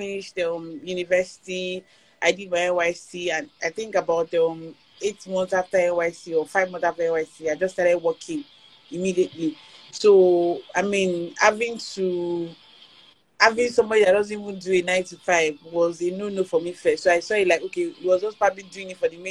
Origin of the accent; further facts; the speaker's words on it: Abeokuta, Ogun State, Nigeria; I grew up in Abeokuta. My parents live there. So I've been in Abeokuta all my life.